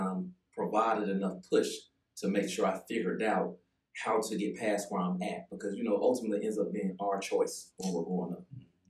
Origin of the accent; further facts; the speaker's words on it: Greenville, South Carolina, United States; also born or lived in Charlotte, North Carolina; Originally from Greenville, but right now I'm transitioning back and forth from Charlotte to Greenville.